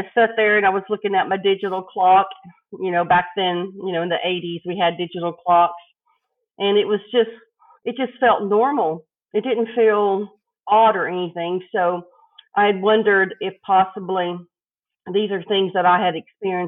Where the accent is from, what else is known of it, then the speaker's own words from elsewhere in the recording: El Paso, Texas, United States; I grew up in Texas on the border of Mexico in El Paso.